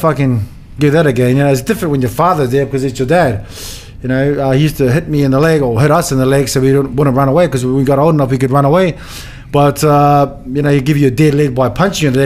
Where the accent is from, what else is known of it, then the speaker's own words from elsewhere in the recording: Auckland, New Zealand; also born or lived in Mount Annan, Australia; now in Sydney, Australia; I was born in St Helens in the city, but Middlemore is, you know, South Auckland where I was raised up